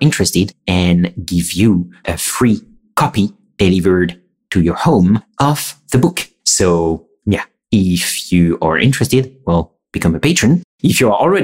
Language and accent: English; France; accent: French; my soothing French accent